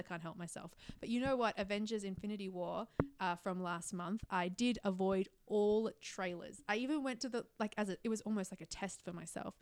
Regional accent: Melbourne, Victoria, Australia; moved away as an adult; now in Sydney, Australia; my hometown, like my home is Melbourne, where my parents are.

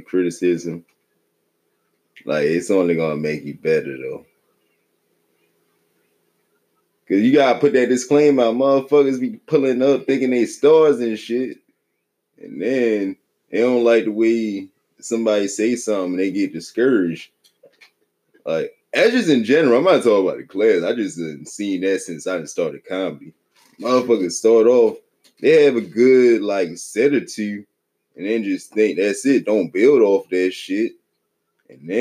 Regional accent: Aberdeen, Maryland, United States; moved away; coming up in Maryland, you know, Aberdeen stand up. Nah, I mean, I'm from the same hometown as Cal Ripken

